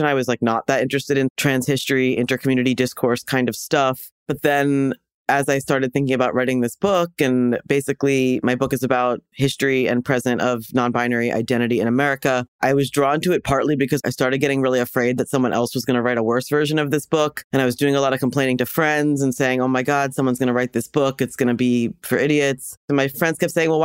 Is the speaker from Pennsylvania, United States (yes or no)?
yes; Doylestown, Pennsylvania, United States; also born or lived in Chicago / Los Angeles; now in New York, United States; I'm from Pennsylvania, so like about an hour outside of Philadelphia in a town that's sort of rural, sort of suburban. The town is called Doylestown